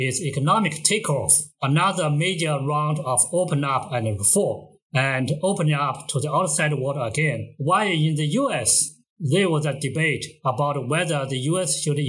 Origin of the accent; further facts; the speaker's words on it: Anhui, China; moved away as an adult; now in Shanghai, China; I grew up in a mountainous region in Anhui, the middle of China.